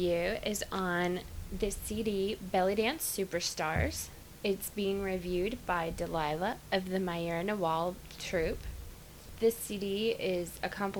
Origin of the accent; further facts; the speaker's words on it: Arkansas, United States; I'm from Arkansas.